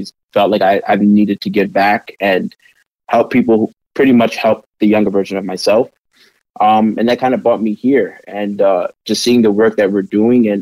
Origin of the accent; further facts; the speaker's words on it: New York, United States; moved away as an adult; now in Portland, United States; I'm actually from New York. I'm a first generation American